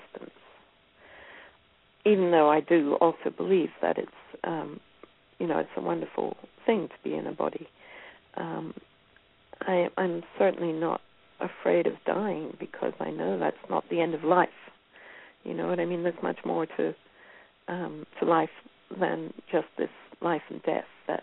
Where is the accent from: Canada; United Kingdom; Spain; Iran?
United Kingdom; Scotland; moved away as an adult; also born or lived in Northern California; now in United States; I grew up in Scotland and moved to California in the early 1980s and lived in the boonies of Northern California